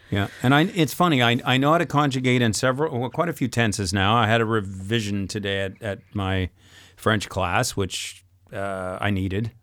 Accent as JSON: {"language": "English", "region": "England", "country": "United Kingdom", "moved": "as an adult", "lives_now": "France", "said": "I'm English"}